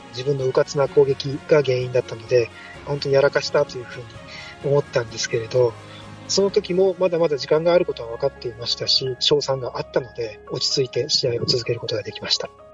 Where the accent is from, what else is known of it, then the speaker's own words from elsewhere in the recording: Fukuoka, Japan; 地元の福岡教育大学